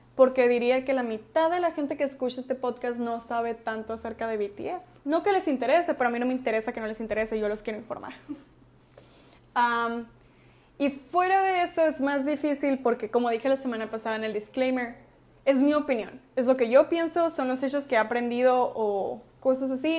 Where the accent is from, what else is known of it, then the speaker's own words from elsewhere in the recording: Hermosillo, Sonora, Mexico; somos de Hermosillo